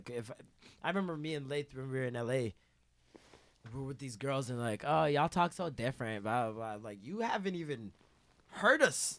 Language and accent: English; Toronto, Ontario, Canada